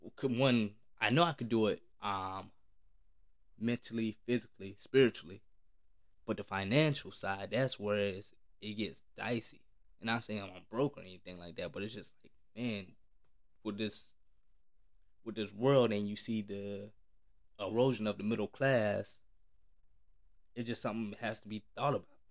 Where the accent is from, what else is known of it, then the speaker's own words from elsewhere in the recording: the South, United States; especially black, growing up in the South